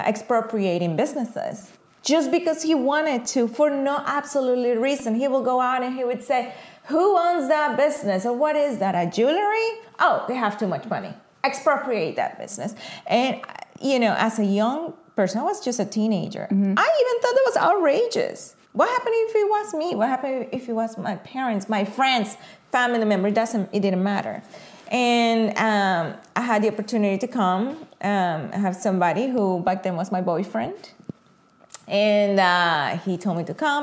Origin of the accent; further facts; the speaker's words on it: Venezuela; moved away as an adult; now in United States; I moved from Venezuela quite a bit, almost 2 decades ago